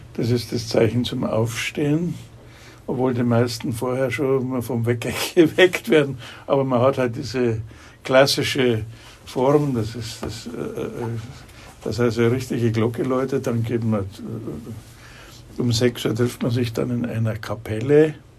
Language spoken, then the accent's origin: German; Munich, Bavaria, Germany; ich bin Münchner, gebürtiger Münchner